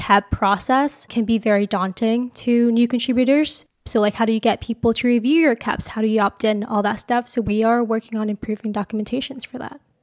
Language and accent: English; Calgary, Alberta, Canada; moved away as an adult; now in Waterloo, Canada; I grew up in Calgary